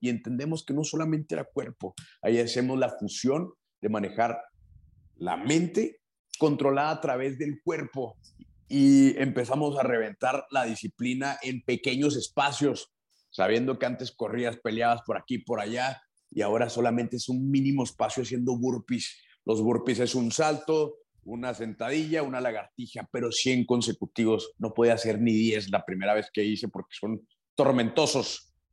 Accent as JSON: {"language": "Spanish", "region": "Chihuahua", "country": "Mexico", "said": "Soy de Chihuahua, Chihuahua, México"}